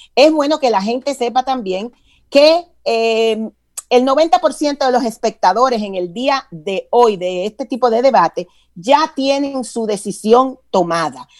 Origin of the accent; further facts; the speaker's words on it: Dominican Republic; moved away as an adult; now in Atlanta, United States; yo soy de origen dominicano, pero tengo más de veintitantos años, para que no calculen, eh, establecida en el estado de Georgia, en la ciudad de de Atlanta. Yo en República Dominicana estudié publicidad